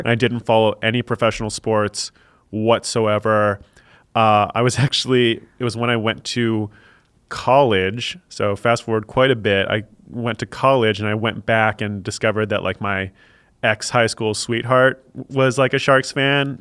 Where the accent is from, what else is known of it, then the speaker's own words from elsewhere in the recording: Silicon Valley, California, United States; moved away; also born or lived in Canada / Chicago; growing up in Silicon Valley